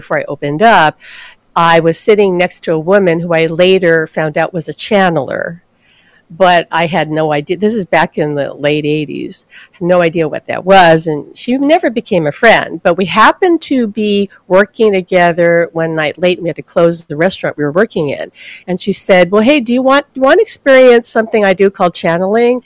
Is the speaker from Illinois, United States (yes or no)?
no; Hawaii, United States; I'm born and raised in Hawaii